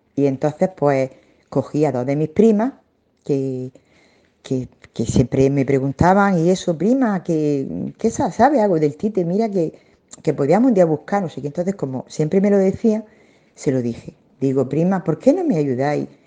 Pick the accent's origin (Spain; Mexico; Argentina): Spain; Alhama de Almería, Andalusia; yo trabajaba en, el balneario de mi pueblo, en Alama de Almería